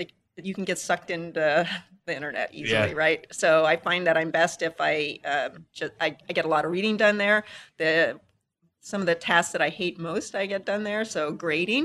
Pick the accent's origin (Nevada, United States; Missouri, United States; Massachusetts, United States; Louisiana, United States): Nevada, United States; Las Vegas; also born or lived in Little Silver, New Jersey; now in Tucson, United States; I was born in Little Silver, New Jersey, and I moved to Vegas when I was 10